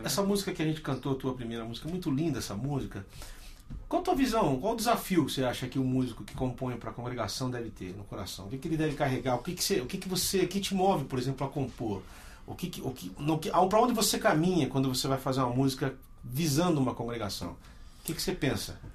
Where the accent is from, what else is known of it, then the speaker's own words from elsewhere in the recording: Campinas, São Paulo, Brazil; eu sou de Campinas